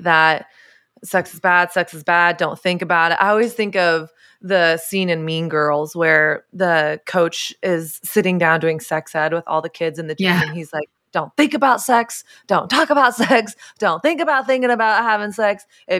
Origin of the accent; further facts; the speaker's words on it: Southern United States, United States; I grew up in the South where I didn't grow up in a Christian home, but Christianity was sort of the air I breathed.